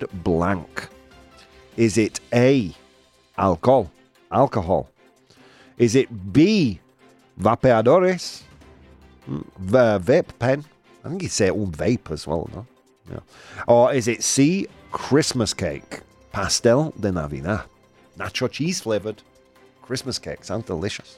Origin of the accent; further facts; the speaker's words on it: United Kingdom; as a British person